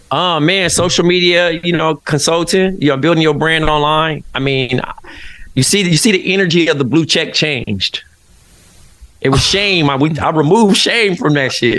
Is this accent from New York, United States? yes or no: no; Compton, California, United States; moved away as an adult; now in Brooklyn, United States; growing up in Compton, which is such a like historic city you know, in the, in hip hop, and then going to live in Brooklyn